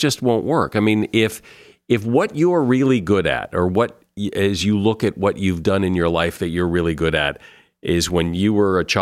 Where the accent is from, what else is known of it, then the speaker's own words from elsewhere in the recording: Connecticut, United States; I went to a radio station in my hometown in Connecticut